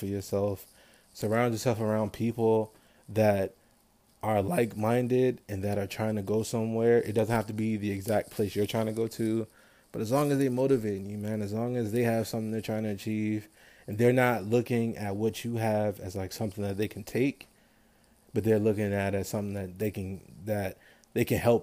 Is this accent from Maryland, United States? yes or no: yes; Maryland, United States; I'm from Maryland.